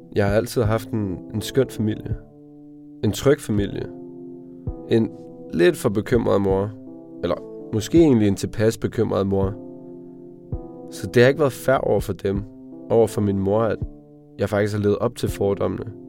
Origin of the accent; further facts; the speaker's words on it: Slagelse, Zealand, Denmark; Ja, jeg er fra Slagelse. Udkanten af Sjælland.